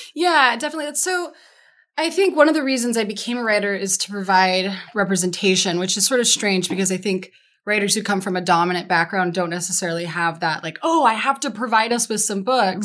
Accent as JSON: {"language": "English", "town": "Denver", "region": "Colorado", "country": "United States", "tie": "born or raised there", "also_born_or_lived": "San Diego / Key West", "moved": "yes", "said": "I'm from Denver and I know every street corner"}